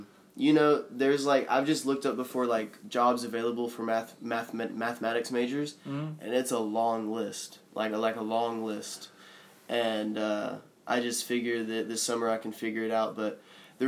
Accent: Zebulon, Georgia, United States; I grew up in about an hour south of Atlanta, a little town called Zebulon

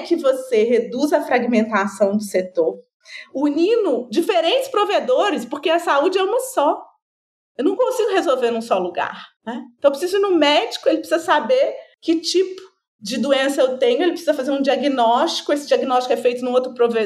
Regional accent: Minas Gerais, Brazil; eu sou mineira

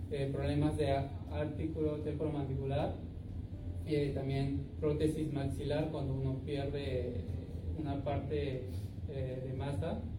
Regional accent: Peru; now in Japan; yo por otra parte también soy peruano.

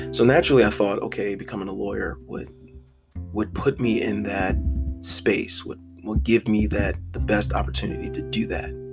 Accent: Philadelphia, Pennsylvania, United States; I am from West Philadelphia, Pennsylvania, literally born and raised

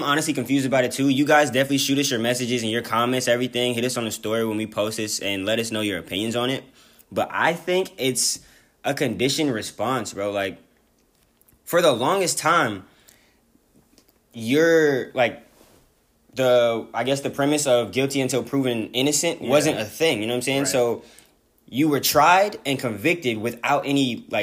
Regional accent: California, United States; I'm from Cali

